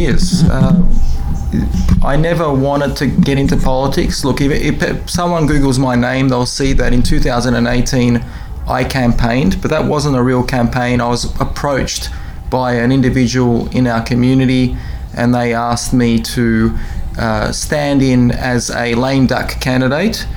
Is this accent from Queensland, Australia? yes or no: no; Melbourne, Victoria, Australia; also born or lived in Soviet Union; I was born in the Soviet Union, came here to Australia at a young age.